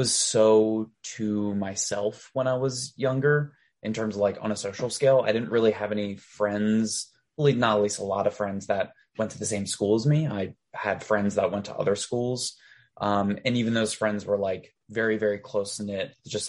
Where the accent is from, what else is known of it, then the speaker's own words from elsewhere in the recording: Delaware, United States; moved away as an adult; now I live back in Delaware for a very brief stint.